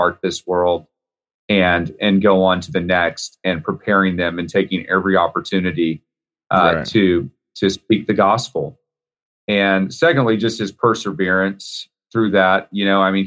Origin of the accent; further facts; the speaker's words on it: Texas, United States; I'm from Texas